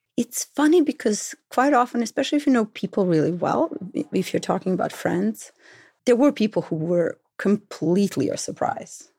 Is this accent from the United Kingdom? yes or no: no; Belgrade, Serbia; born or raised there; moved away as an adult; now in Brooklyn, United States